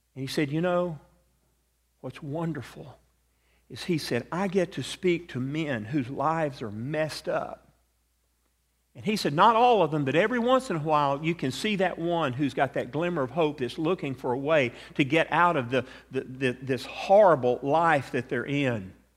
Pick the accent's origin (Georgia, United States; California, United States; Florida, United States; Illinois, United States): Georgia, United States; Atlanta; accent: southern; moved away; I grew up in Atlanta.